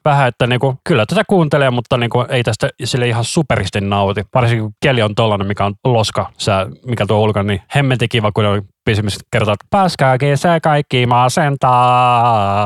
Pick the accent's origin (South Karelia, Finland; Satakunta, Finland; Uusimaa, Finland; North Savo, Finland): Uusimaa, Finland; Helsinki; also born or lived in Vantaa; minä olen Helsingistä, mutta minä olen syntynyt Vantaalla.